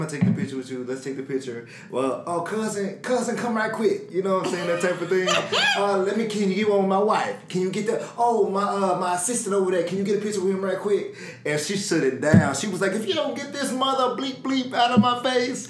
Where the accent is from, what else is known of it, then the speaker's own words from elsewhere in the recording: Memphis, Tennessee, United States; I'm from Memphis.